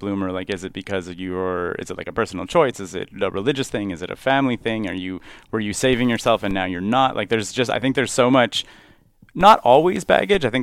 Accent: Montreal, Quebec, Canada; I grew up in Montreal

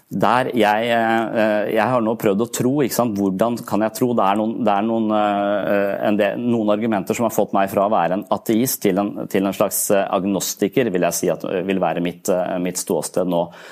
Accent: Eastern Norway, Norway; moved away; Jeg vokste opp på Østlandet.

